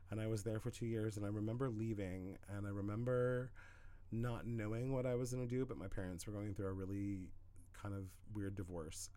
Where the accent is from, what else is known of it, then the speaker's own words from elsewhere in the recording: Southern Oregon, United States; moved away as an adult; I was in my hometown in Southern Oregon for like four years